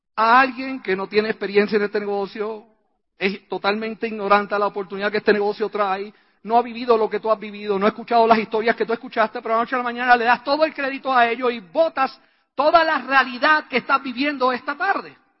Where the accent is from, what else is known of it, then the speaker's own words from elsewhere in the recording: Puerto Rico; La respuesta mía, puertorriqueña